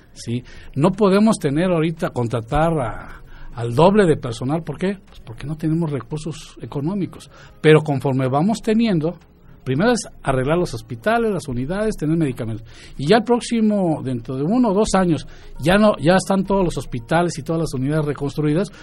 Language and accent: Spanish; Mexico City, Mexico; moved away as an adult; also born or lived in Guadalajara; now in Querétaro, Mexico; yo soy de Ciudad de México y estudié en la Universidad Nacional Autónoma de México